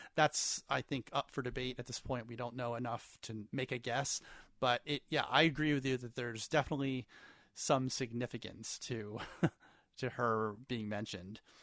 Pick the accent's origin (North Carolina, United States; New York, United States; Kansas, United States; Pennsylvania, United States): Pennsylvania, United States; central; in my hometown growing up in central Pennsylvania